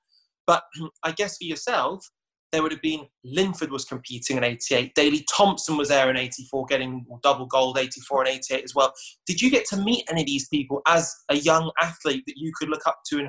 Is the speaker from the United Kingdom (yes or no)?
yes; Wolverhampton, West Midlands, United Kingdom; I'm sat here in Wolverhampton, the same house I grew up in Wolverhampton, product of a single parent, my mum.